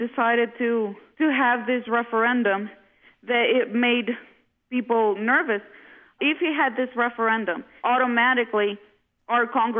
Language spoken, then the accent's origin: English; Honduras; also born or lived in United States; Yes, I was. I lived on and off about 12 years in the U.S., and for the past 4 years, we have been in Honduras again.